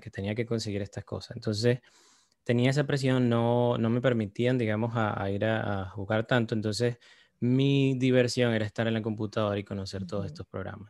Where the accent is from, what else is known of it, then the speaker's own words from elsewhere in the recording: Caracas, Capital District, Venezuela; moved away as an adult; now in New York, United States; Yo crecí en Caracas.